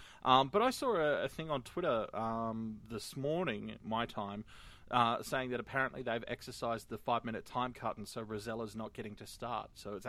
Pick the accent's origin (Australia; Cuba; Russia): Australia; I'm from Australia